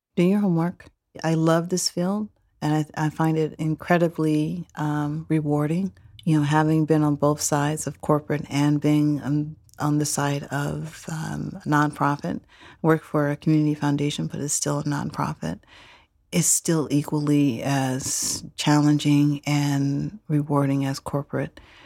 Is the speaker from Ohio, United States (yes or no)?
no; Oakland, California, United States; I grew up here in Oakland. East Oakland